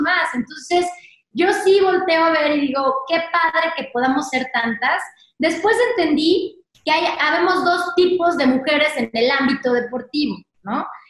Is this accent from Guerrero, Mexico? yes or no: no; Querétaro, Mexico; now in Mexico City, Mexico; nos fuimos a vivir a Querétaro